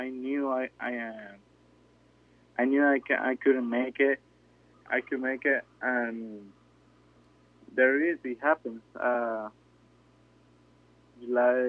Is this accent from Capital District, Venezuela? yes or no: no; Mariara, Carabobo, Venezuela; English is a second language; moved away as an adult; also born or lived in Maracay, Venezuela / Valencia, Venezuela; I born in Maracay. I grew up in Marietta. That's a little and small town between Maracay and Valencia